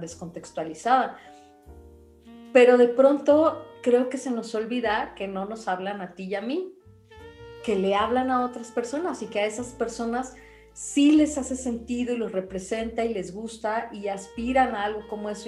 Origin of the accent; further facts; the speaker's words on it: Mexico; somos México